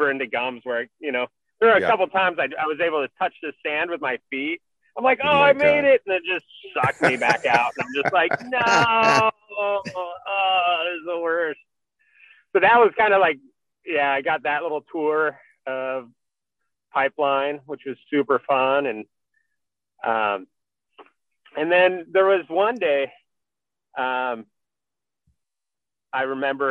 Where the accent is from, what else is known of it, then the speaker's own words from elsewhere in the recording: California, United States; I'm Californian